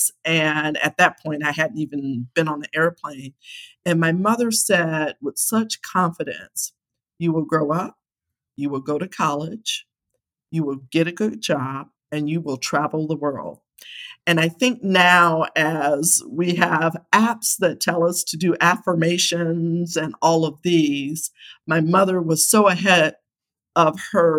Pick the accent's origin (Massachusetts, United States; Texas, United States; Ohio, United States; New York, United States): Ohio, United States; Akron; I'm just a kid from Akron, Ohio, and I'm a very proud Buckeye. I grew up in Akron, went to Akron Public Schools